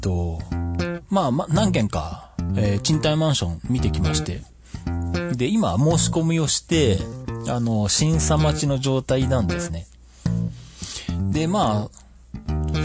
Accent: Shizuoka, Japan; 地元の静岡県体操協会

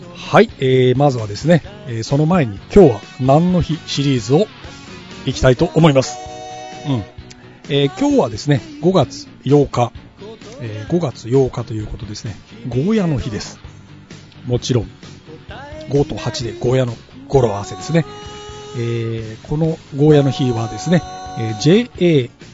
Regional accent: Kumamoto, Japan; 僕の地元の熊本では

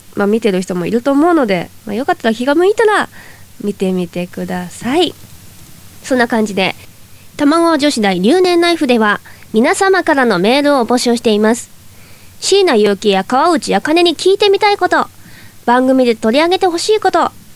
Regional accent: Toyama, Japan; accent: Toyama dialect; now in Tokyo, Japan; 私は田舎出身なので前回富山弁講座というのをやらせていただいたんですけどはい出身

